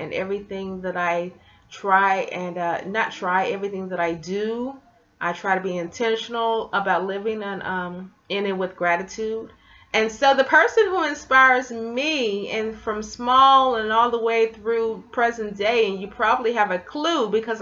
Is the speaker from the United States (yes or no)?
yes; Memphis, Tennessee, United States; I grew up in Memphis, Tennessee